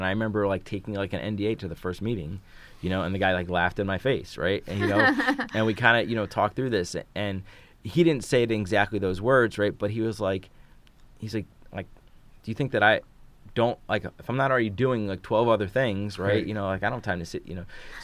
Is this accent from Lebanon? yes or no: no; Philadelphia, Pennsylvania, United States; moved away as an adult; also born or lived in Atlanta / New York / Barcelona; now in Detroit, United States; I grew up in Philly